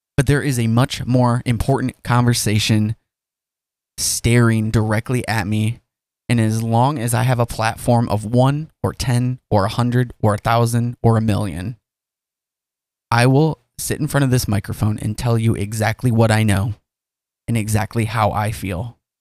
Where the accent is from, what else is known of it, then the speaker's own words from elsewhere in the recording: United States; as an American